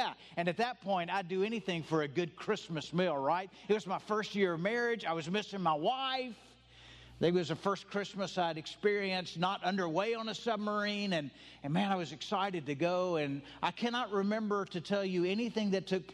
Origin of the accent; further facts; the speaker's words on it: the South, United States; I'm from the South. I'm white. I grew up Southern Baptist